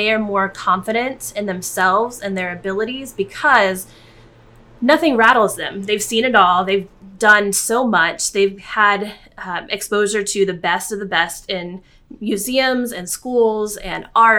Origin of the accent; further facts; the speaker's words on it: San Antonio, Texas, United States; moved away as an adult; I grew up in San Antonio. We lived in San Antonio. My parents were there, my sister and her family. My husband's family was just down the road, up the road, 3 hours in Houston.